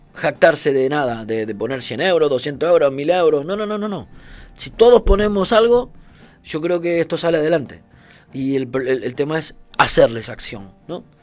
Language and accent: Spanish; Argentina; moved away as an adult; now in Canary Islands, Spain; cuando Argentina era un puto desastre